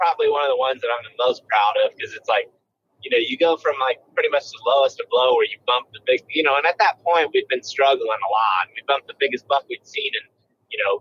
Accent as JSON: {"language": "English", "region": "Western Ohio", "country": "United States", "tie": "born or raised there", "said": "where I grew up in Western Ohio"}